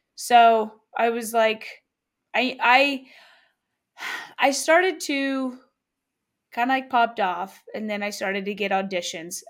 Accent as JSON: {"language": "English", "town": "Louisville", "region": "Kentucky", "country": "United States", "tie": "born or raised there", "also_born_or_lived": "Atlanta", "moved": "yes", "said": "Louisville, where I'm, my hometown, where I went to, where I went to high school"}